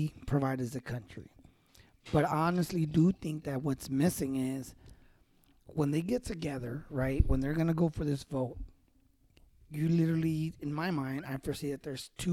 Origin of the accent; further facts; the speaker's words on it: United States; As an American